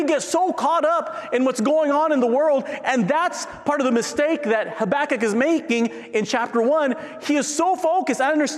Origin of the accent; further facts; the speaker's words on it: San Diego, California, United States; moved away; I grew up in San Diego.